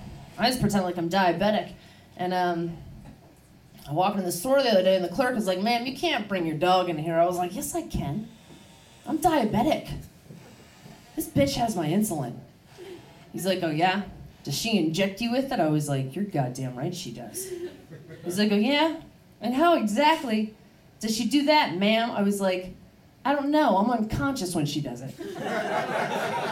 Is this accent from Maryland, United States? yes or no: yes; Baltimore, Maryland, United States; moved away; I am from Baltimore. It is a rough place.